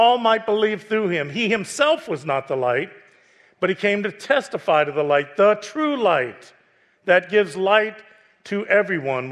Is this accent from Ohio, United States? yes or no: yes; Youngstown, Ohio, United States; I'm from Youngstown